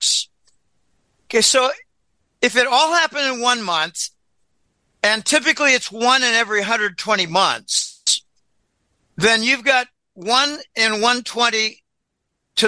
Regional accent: Pittsburgh, Pennsylvania, United States; moved away; I grew up in Pittsburgh.

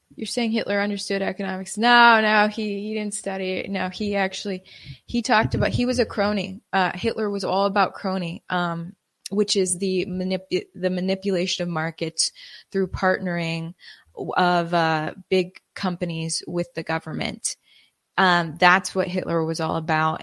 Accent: Wisconsin, United States; now in Texas, United States; I immigrated to Texas from, uh, growing up in Wisconsin

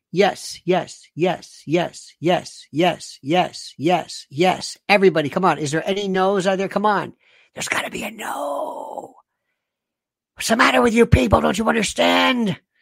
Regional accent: United States; I'm an American

